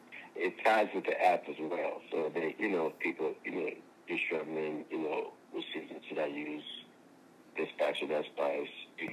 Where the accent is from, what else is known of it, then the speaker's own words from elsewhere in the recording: Louisiana, United States; I'm from Louisiana. I'm bringing the Southern essence to California.